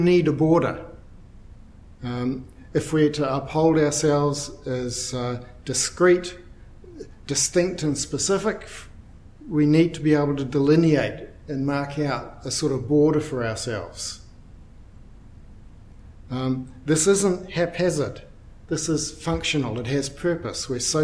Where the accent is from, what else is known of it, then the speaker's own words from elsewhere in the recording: Dunedin, Otago, New Zealand; I'm from Dunedin